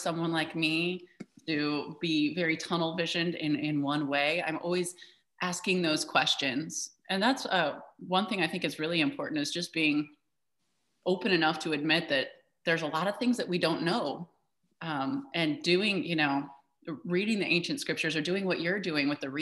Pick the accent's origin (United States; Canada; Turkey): United States; Midwest; I grew up in the Midwest